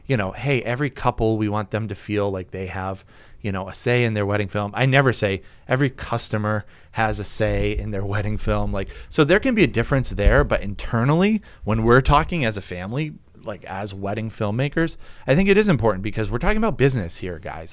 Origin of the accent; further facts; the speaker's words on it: New England, United States; We're from New England.